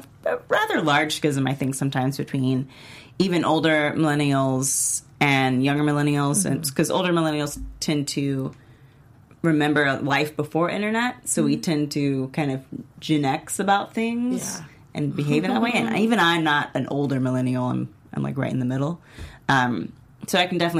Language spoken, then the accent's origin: English; United States; as an American